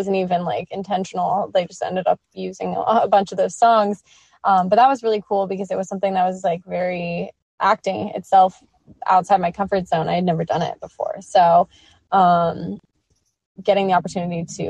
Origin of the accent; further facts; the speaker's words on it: Manhattan Beach, California, United States; I grew up in Manhattan Beach, California, which is a little beach town like 15 minutes south of LAX.